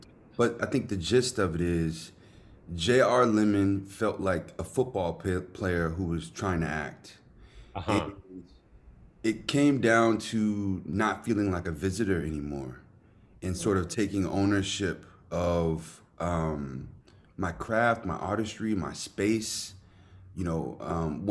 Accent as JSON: {"language": "English", "region": "the South", "country": "United States", "tie": "born or raised there", "said": "I was a football player growing up in the South"}